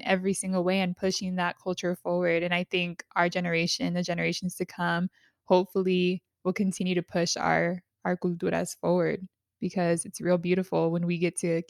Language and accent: English; San Diego, California, United States; I grew up in San Diego.